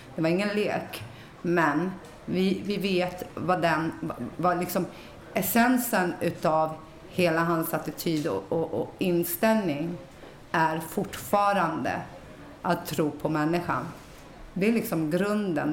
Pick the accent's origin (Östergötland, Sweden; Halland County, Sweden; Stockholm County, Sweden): Stockholm County, Sweden; Stockholm; Jag är uppväxt i Rinkeby